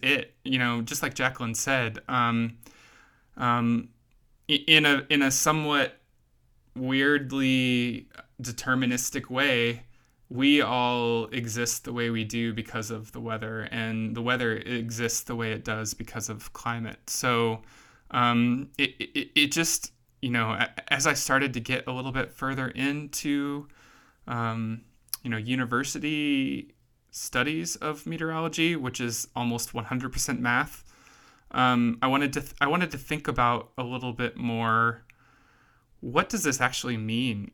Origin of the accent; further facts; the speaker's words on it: Kansas, United States; I grew up in Kansas, where that's pretty much all there is